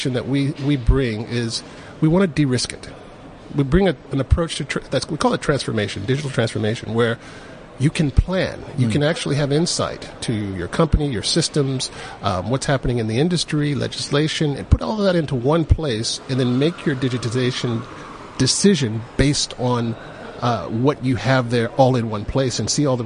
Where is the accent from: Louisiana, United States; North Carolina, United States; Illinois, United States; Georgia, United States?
Georgia, United States; Atlanta; moved away as an adult; now in South Africa; I'm originally from Atlanta